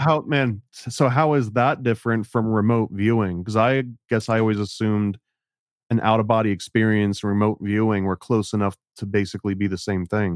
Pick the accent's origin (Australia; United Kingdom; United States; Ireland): United States; Oneonta, New York; I grew up in Oneana, which was a little bit south of Cooperstown